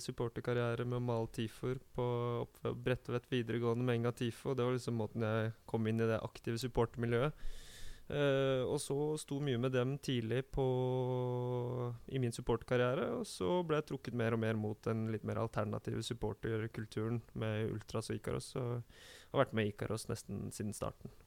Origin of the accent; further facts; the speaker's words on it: Oslo, Norway; Jeg er fra Kjelsås